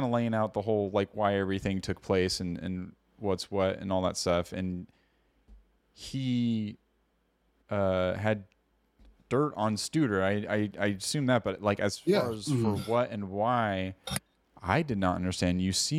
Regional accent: California, United States; We're Californians. We're dumb Yankees over here.

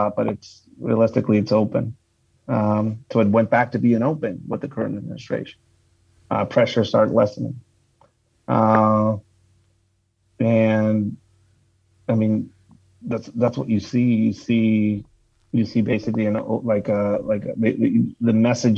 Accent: Tijuana, Baja California, Mexico; now in United States; I grew up in Tijuana

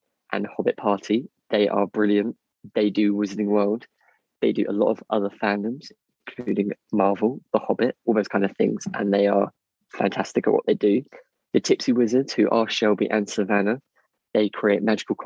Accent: United Kingdom; we're very British

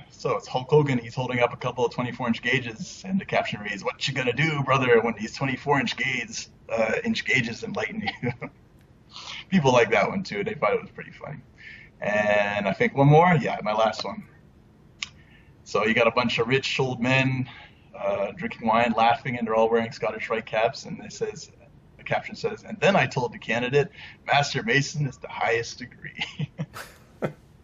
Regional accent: Canada; moved away as an adult; now in Korea; me being Canadian

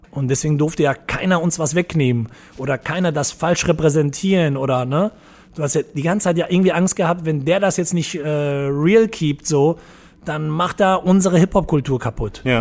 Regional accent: Iserlohn, North Rhine-Westphalia, Germany; also born or lived in Dortmund / Portugal; now in Cologne, Germany; früher. Also halt aus dem Ruhrpott kommend. Ruhrpott war so ein bisschen rougher. Deutlich, ja genau. Also ich bin halt von Iserlohn nach, dann nach Dortmund gezogen, hatte eben eh mal den Dortmund-Bezug und dann bin ich auch nach Dortmund gezogen. Und 2000 bin ich nach Köln gekommen, über Portugal sozusagen.

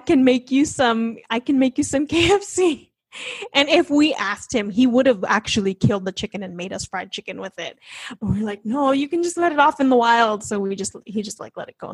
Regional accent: United States; also born or lived in Australia; we're both American citizens. We got married in Australia, but we're from America

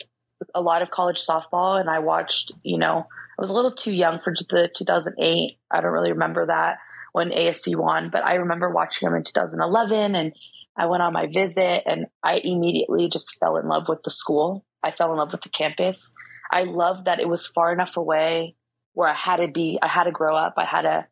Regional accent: Chula Vista, California, United States; I'm a kid from Chula Vista

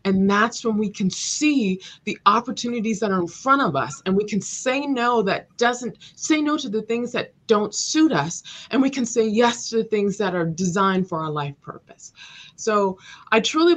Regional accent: Los Angeles, California, United States; I grew up in South Los Angeles, and it was very rough

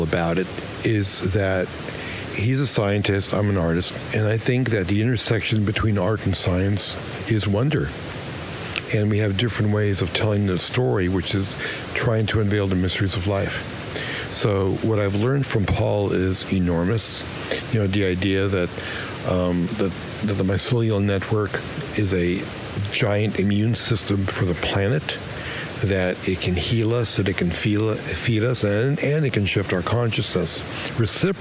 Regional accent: New York City, New York, United States; moved away as an adult; also born or lived in Los Angeles; I grew up in Brooklyn.

